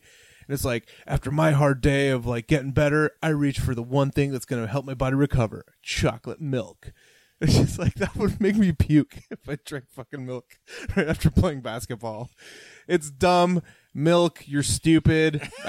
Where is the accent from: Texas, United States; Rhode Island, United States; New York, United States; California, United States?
New York, United States; I'm a cuck from New York who drinks almond milk with a cereal.